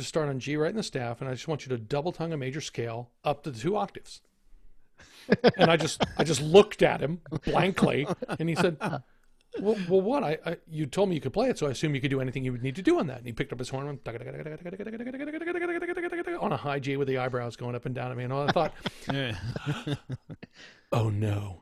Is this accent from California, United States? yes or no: no; San Antonio, Texas, United States; moved away as an adult; also born or lived in New York; I'm from San Antonio